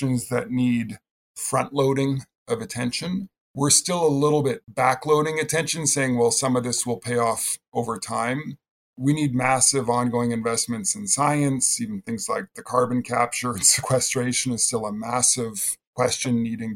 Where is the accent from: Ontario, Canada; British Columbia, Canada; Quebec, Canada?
British Columbia, Canada; I grew up in British Columbia, Canada